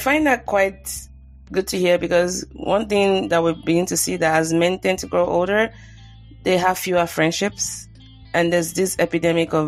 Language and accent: English; Nigeria; now in United States; I grew up in Nigeria